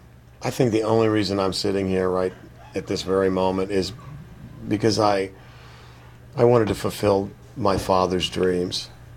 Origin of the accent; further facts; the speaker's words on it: Fort Worth, Texas, United States; growing up in Fort Worth, Texas